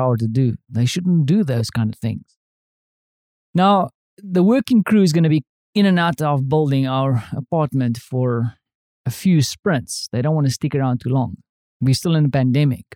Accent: South Africa; now in Europe; as a South African, I'm used to living in houses with thick walls.

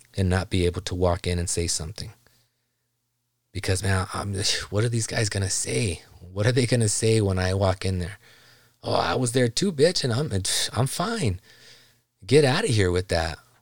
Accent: South Gate, California, United States; I grew up in Los Angeles, Southgate, California in the nineties

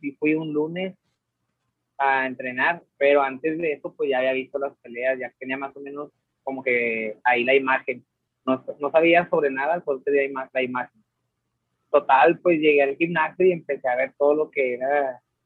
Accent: Mexico; como todo mexicano

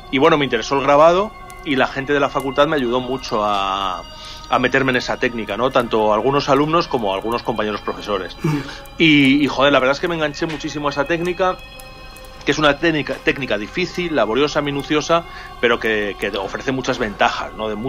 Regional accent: Salamanca, Castile and León, Spain; yo soy de Salamanca

